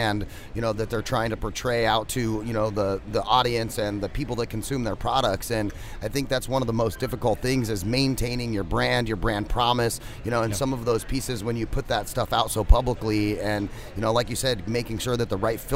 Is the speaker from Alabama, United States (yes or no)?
no; Phoenix, Arizona, United States; We're from Phoenix